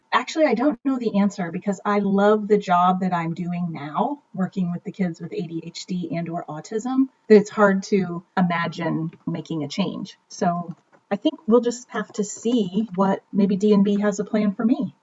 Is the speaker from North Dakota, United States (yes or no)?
no; Kansas City, Missouri, United States; also born or lived in New York City; I was born and raised in Kansas City, Missouri